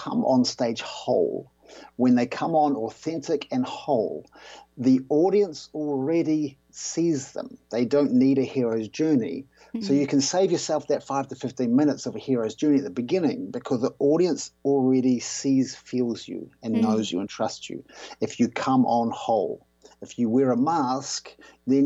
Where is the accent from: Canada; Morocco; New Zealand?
New Zealand; I grew up in New Zealand